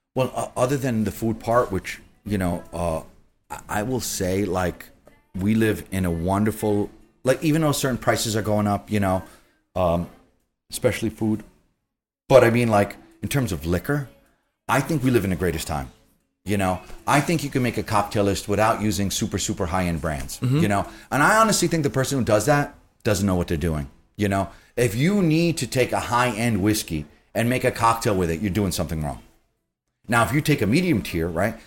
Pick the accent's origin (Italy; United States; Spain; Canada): United States; New York City, New York; I grew up in Queens